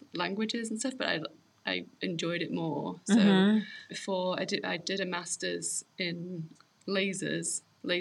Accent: England, United Kingdom; moved away as an adult; now in Colorado, United States; We grew up in England.

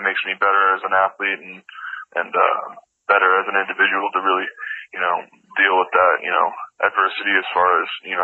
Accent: Oklahoma, United States; moved away as an adult; also born or lived in Missouri; now in New York, United States; growing up in Oklahoma, and even Missouri for that matter

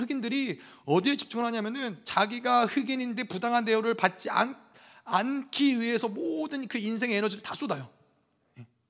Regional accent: South Korea; now in United States; 저 같은 경우는 한국에서 태어났어요. 한국 사람이에요. 근데 미국에 시민권이 있어요.

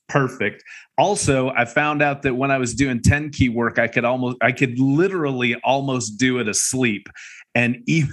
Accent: Seattle, Washington, United States; moved away; also born or lived in Akron, Ohio; I lived just outside of Seattle. That was all my growing up. I don't remember Ohio at all because I was an infant. But did most of my growing up in Seattle

